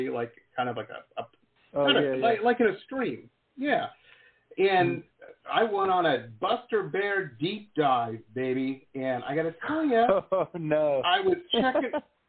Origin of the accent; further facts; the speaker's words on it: Detroit, Michigan, United States; I grew up in the 80s in Detroit